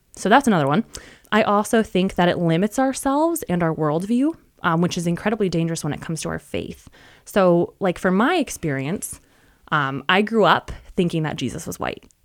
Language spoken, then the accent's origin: English; West Michigan, United States; also born or lived in suburbs of Chicago; I was born and raised in West Michigan and still live in West Michigan